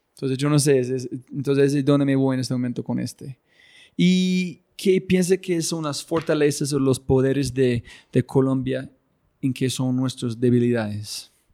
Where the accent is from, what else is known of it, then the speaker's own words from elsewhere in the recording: United States; moved away; yo ser gringo y mi esposa colombiana